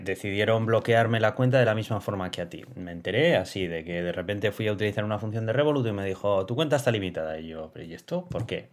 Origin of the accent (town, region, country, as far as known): Basque Country, Spain